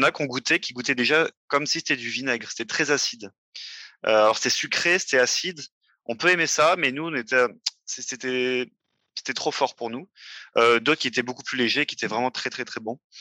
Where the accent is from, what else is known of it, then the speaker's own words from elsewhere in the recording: France; moved away as an adult; also born or lived in Paris region; now in Montreal, Canada; je vis au Québec, mais je suis né en France. Euh, c'est ça, j'ai fait toutes mes études en France